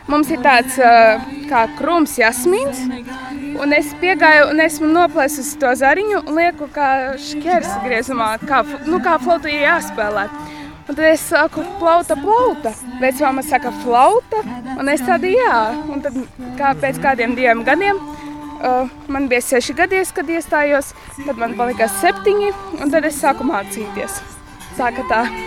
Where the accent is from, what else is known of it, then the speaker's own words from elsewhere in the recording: Vabole, Augšdaugava Municipality, Latvia; Esmu no Vabolas pagasta.